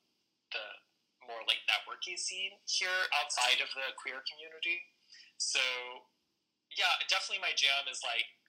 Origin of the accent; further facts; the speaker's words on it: Houston, Texas, United States; now in New York City, United States; I grew up in Houston, and like a very, very well in the suburbs of Houston, a very, very small community. And when I got out of there and into New York City